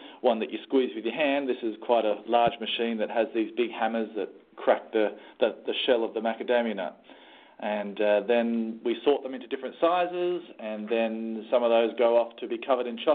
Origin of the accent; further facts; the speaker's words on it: Northern Rivers, New South Wales, Australia; the native place where they come from is my hometown